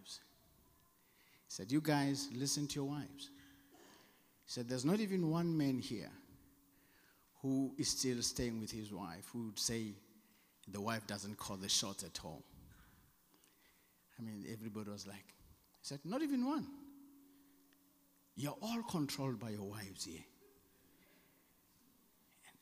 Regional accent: South Africa; accent: South African; my South African accent

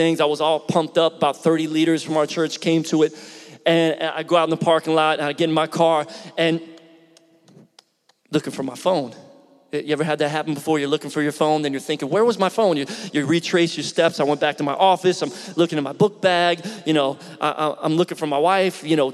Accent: Philadelphia, Pennsylvania, United States; moved away as an adult; now in Tampa, United States; I grew up in Philly originally.

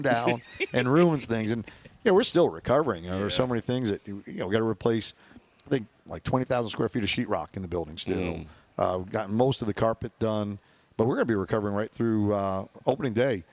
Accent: New York, United States; we're from New York

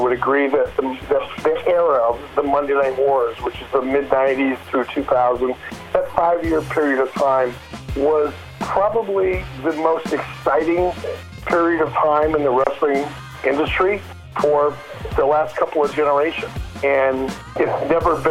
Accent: Detroit, Michigan, United States; when I was a kid growing up in Detroit

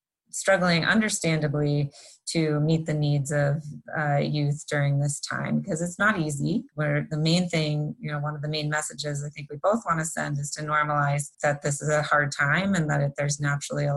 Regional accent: Baltimore, Maryland, United States; moved away as an adult; also born or lived in Providence, Rhode Island; now in New Mexico, United States; I am originally from Baltimore, Maryland

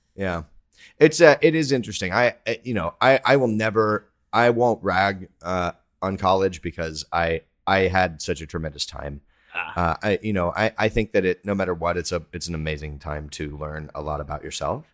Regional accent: Texas, United States; I'm from Texas

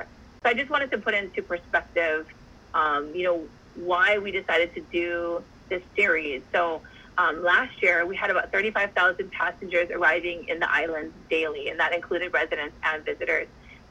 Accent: Oahu, Hawaii, United States; I grew up on Oahu.

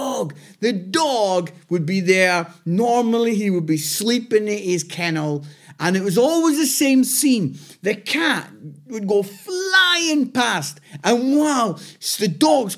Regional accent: Scotland, United Kingdom; now in Nottingham, United Kingdom; I'm Scottish. I live in Nottingham

